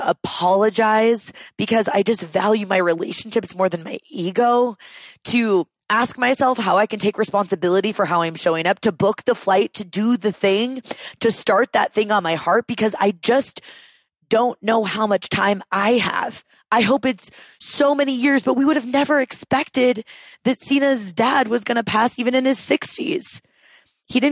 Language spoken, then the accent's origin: English; Seattle, Washington, United States; also born or lived in Austin, Texas; now in Denver, United States; both Sina and I grew up in the Seattle area and our families still live up there